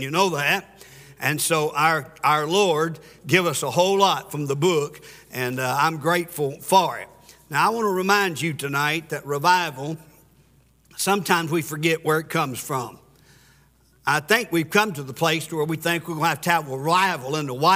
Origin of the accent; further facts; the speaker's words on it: Pulaski, Tennessee, United States; accent: Country hick; I'm from a little town called Pulaski, Tennessee